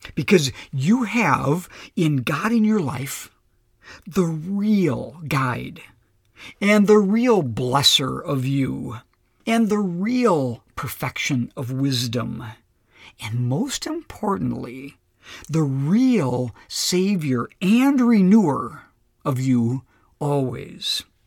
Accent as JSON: {"language": "English", "region": "Minnesota", "country": "United States", "also_born_or_lived": "Lakeville, Minnesota", "said": "being a Minnesotan and living in this great, beautiful part of the country"}